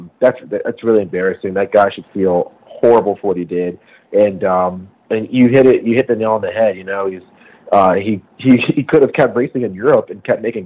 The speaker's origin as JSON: {"language": "English", "country": "United States", "said": "as an American"}